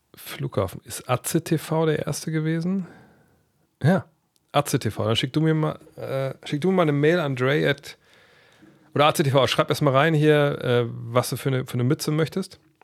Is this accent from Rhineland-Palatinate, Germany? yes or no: no; Wolfsburg, Lower Saxony, Germany; moved away; also born or lived in Frankfurt am Main; Dann sind wir hier in, in meine Heimat gezogen. Nach Wolfsburg